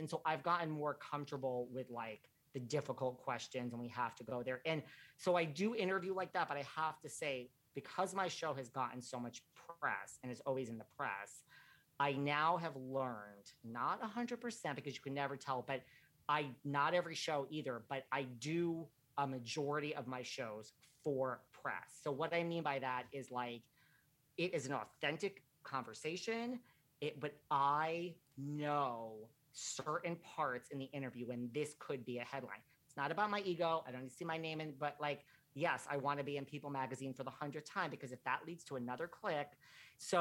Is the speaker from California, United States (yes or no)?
no; New York, United States; I'm from New York